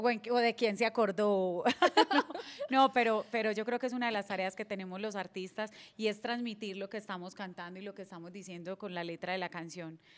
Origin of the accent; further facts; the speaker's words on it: Apartadó, Antioquia, Colombia; also born or lived in Medellín; como buena paisa tengo que decir que soy emprendedora